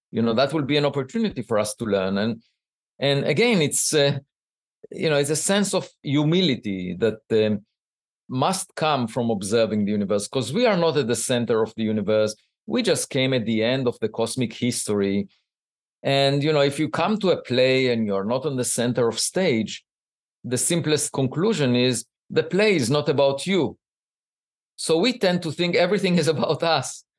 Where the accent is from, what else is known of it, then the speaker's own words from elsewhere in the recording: Israel; moved away as an adult; now in United States; I grew up in Israel